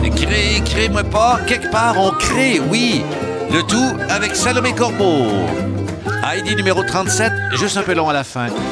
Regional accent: Val-d'Or, Quebec, Canada; ma ville natale, Val d'Or, à Bitibi

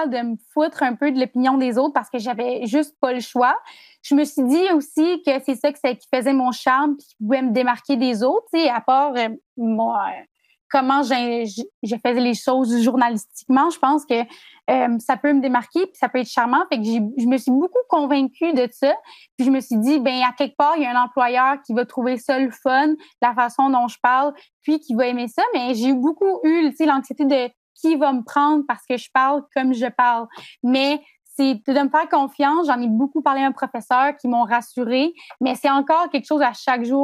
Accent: Chandler, Quebec, Canada; moved away as an adult; j'ai 20 ans et puis je suis étudiante finissante en ATM option journalisme et je viens de Chandler en Gaspésie.

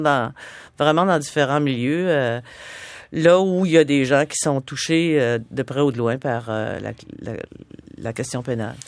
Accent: Nantes, Quebec, Canada; also born or lived in Asbestos, Quebec; quand j'avais 4 ans, on est déménagé à Nantes parce que mon père a acheté un magasin général. Et c'est là que j'ai passé mon enfance

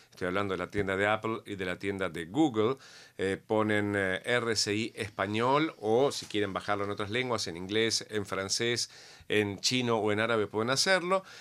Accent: Argentina; O sea, eh, yo soy argentino, no lo conocía

